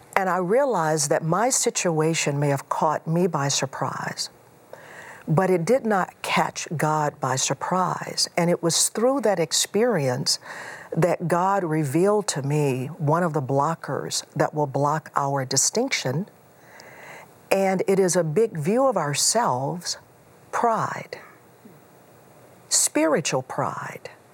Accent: Houston, Texas, United States; moved away; also born or lived in Chicago area; I grew up in Houston.

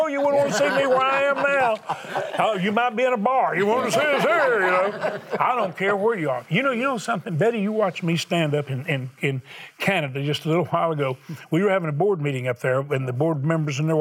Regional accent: the South, United States; I'm from the South

